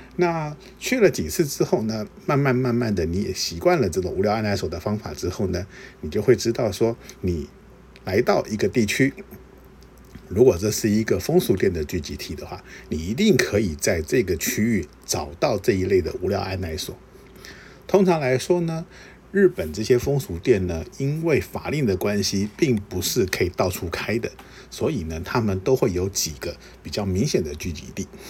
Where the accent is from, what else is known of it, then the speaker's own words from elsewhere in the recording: Taiwan; 我是台湾来的，我会说日语